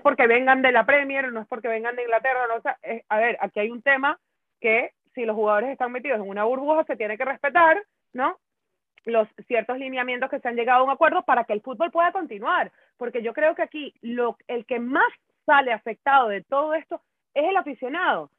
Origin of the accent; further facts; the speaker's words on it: Brazil; yo como brasilera